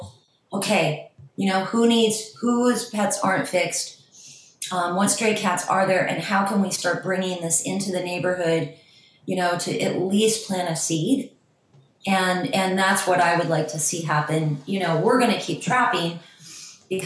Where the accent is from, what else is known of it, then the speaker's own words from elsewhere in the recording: Ohio, United States; also born or lived in New York / Miami; now in Los Angeles, United States; I'm from Ohio originally, but I lived in New York. I learned to trap in Miami. I live in LA.